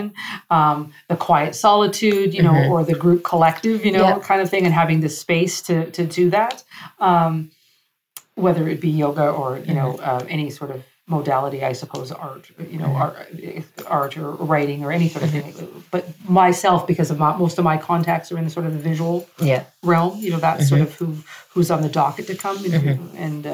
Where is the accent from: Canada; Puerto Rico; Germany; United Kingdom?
Canada; now in Morocco; my French is pretty much non-existent, sadly, as a Canadian